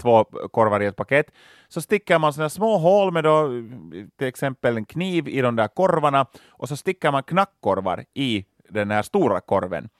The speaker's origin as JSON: {"language": "Swedish", "town": "Loviisa", "region": "Uusimaa", "country": "Finland", "tie": "born or raised there", "said": "Lovisa var jag växte upp"}